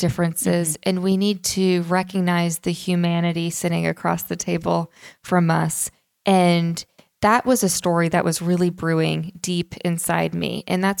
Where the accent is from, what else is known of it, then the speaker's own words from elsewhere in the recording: Tulsa, Oklahoma, United States; now in Nashville, United States; growing up in Tulsa, Oklahoma, my dad's from upstate New York. My mom's from New Jersey. And we were one of the only Jewish families in our neighborhood.